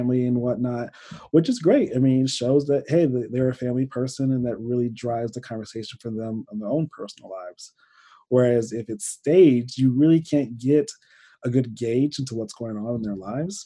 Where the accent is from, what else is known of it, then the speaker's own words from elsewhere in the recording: Michigan, United States; now in Fort Wayne, United States; I watch my home church I grew up in Michigan.